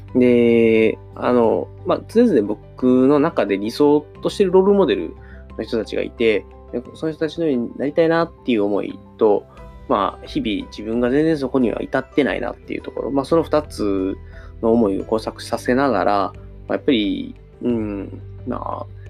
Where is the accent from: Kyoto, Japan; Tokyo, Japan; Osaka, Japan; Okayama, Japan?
Osaka, Japan; near Osaka University of Arts, Japan; 僕の地元の、まあ、大阪芸大が、あ僕、大阪芸大のすぐそばに住んでたんですけど